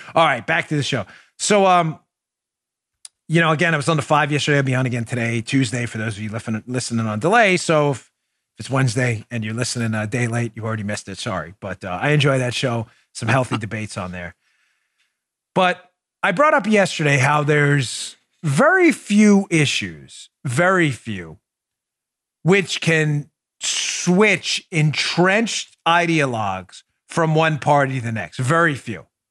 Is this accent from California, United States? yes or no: no; New York City, New York, United States; I grew up in New York, New York City. So New York City, uh, Queens, uh, Queens kid for a long time